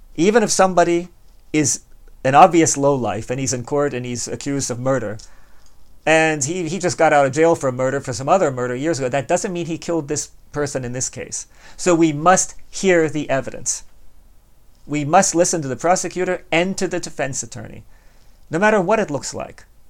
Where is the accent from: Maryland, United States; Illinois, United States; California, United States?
Maryland, United States; Baltimore; I was born and raised in Baltimore